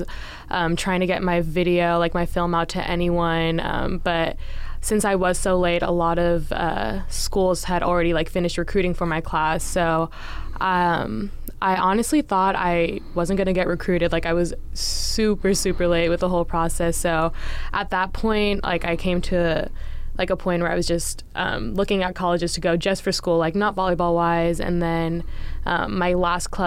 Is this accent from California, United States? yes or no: yes; Brentwood, California, United States; I'm from NorCal, Bay Area, a little town called Brentwood, California is where I went to middle school, high school